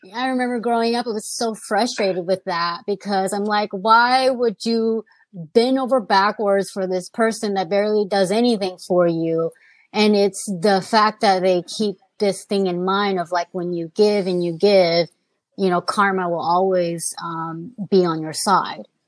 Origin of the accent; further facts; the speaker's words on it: United States; I was born here.